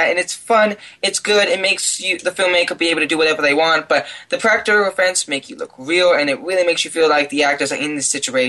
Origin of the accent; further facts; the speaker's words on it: Washington, United States; I grew up in Washington, so I grew up a lot of on the coast side